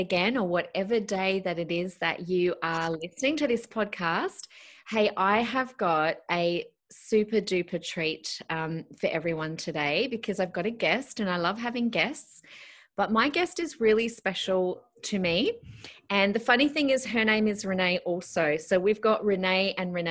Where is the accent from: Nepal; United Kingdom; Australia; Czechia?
Australia; Adelaide, South Australia; now in Queensland, Australia; I'm actually from Adelaide